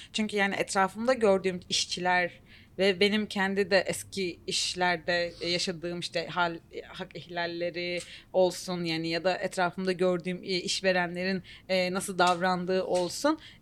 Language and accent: Turkish; Turkey